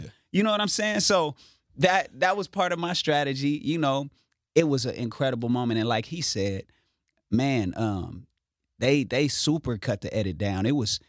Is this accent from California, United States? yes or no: yes; Inglewood, California, United States; I'm from Inglewood, and I'm here to put on for my city.